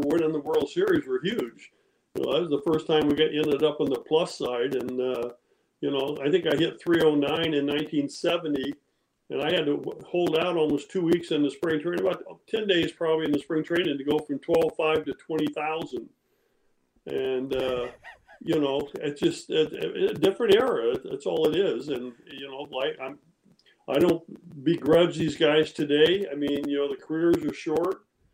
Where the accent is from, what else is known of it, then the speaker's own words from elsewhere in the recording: Modesto, California, United States; also born or lived in Walnut Creek, California / Danville, California; we grew up in outside of Modesto. I actually went to high school in Modesto